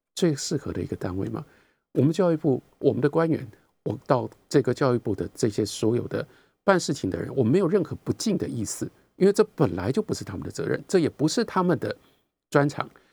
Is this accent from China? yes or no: no; Taiwan; 我们在台湾